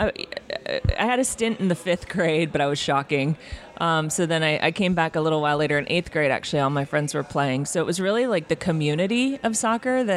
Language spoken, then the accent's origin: English; Tucson, Arizona, United States; also born or lived in Washington State; I grew up in Tucson. I was born in Washington State. My parents divorced when I was seven, and mom, me, and my big brother all moved down to Tucson.